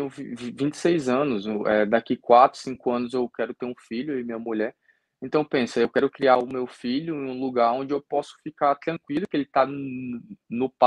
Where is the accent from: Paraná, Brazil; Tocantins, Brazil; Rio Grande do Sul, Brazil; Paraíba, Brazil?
Tocantins, Brazil; Gurupi; E, e, é uma torcida que até lá no meu estado, em Gurupi, tá? eu chegava lá, parecia uma estrela.